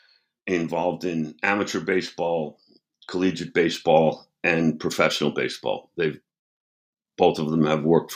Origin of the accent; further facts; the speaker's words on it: United States; now in Charlotte, United States; I'm originally from New York